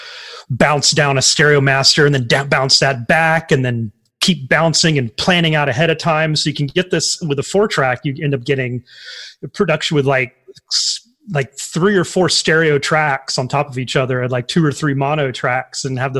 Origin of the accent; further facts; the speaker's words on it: Tioga, Louisiana, United States; I was in Tioga, Louisiana